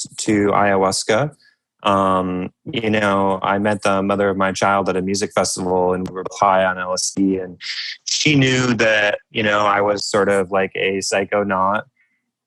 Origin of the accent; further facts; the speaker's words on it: United States; growing up in America, growing up with a military father